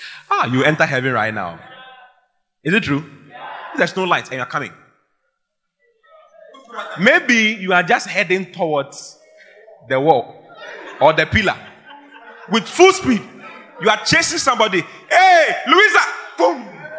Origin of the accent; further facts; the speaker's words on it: Asaba, Delta, Nigeria; I'm from Oda Asankregoa. I'm from Asaba in Nigeria. I'm from Delta State, where even though we have oil, there's no money.